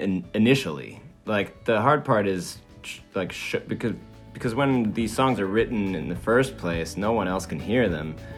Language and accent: English; Switzerland; born or raised there; moved away; also born or lived in Maine